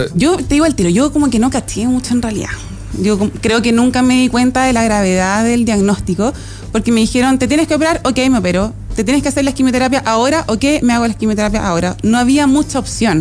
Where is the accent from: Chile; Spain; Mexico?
Chile; also born or lived in Los Lagos, Los Ríos Region, Chile; el sur de nuestro país